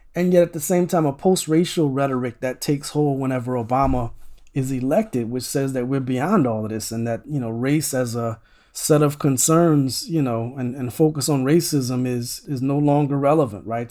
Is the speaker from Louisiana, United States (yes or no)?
yes; Opelousas, Louisiana, United States; I grew up in, um, a town called Opelousas, Louisiana.